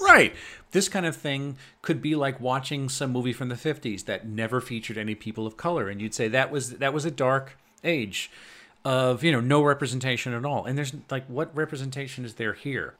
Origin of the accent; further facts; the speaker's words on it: United States; as an American